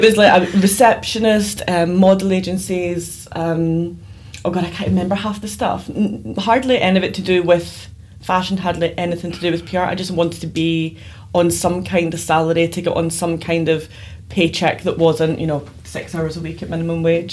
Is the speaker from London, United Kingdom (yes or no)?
no; Glasgow, Scotland, United Kingdom; I grew up in Glasgow, Scotland